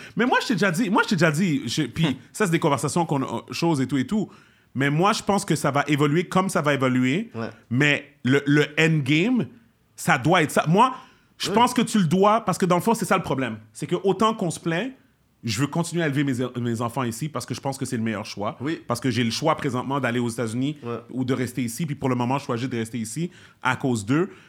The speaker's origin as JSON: {"language": "French", "town": "Montreal", "region": "Quebec", "country": "Canada", "said": "je suis un Québécois d'origine haïtienne"}